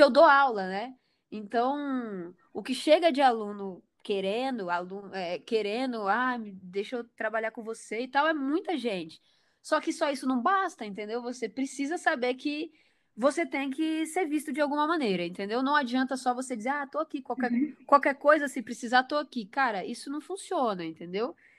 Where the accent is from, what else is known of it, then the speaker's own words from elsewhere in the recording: Porto Velho, Rondônia, Brazil; eu sou de Porto Velho, Rondônia, né? Lá no norte